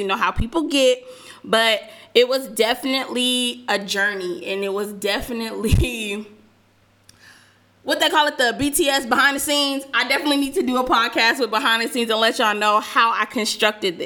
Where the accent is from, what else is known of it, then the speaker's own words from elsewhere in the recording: Southern California, United States; moved away as an adult; also born or lived in Georgia; I am from Southern California